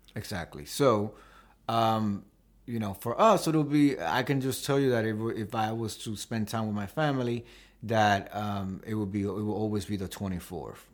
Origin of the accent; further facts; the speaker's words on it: New York City, New York, United States; I was born in Washington Heights